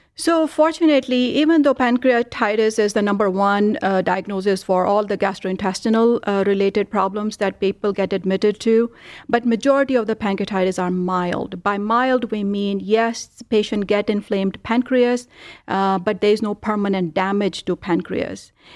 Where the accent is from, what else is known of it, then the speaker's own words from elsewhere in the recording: India; now in Cleveland, United States; I grew up in India